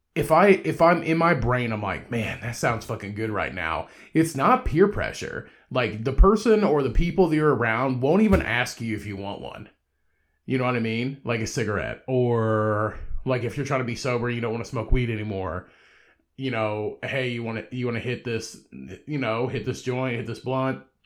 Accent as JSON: {"language": "English", "region": "Indiana", "country": "United States", "tie": "born or raised there", "said": "where I'm from in my hometown which is just a short drive away from where I live now, uh, like thirty minutes away"}